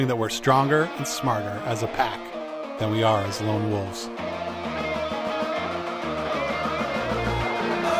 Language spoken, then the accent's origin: English; Maine, United States; I grew up here in Maine, New England Patriots fan